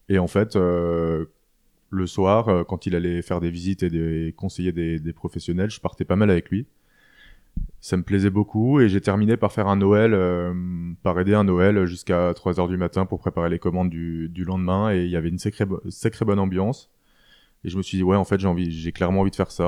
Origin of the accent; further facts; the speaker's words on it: Alsace, Grand Est, France; moved away as an adult; also born or lived in Strasbourg / Rosheim / Roppenheim / Paris; J'ai grandi euh, d'abord dans le sud Alsace, euh, à côté d'Aubernay, dans un petit village qui s'appelle Rossheim. Mhm. Et j'ai ensuite euh, déménagé à Roppenheim, dans le nord de l'Alsace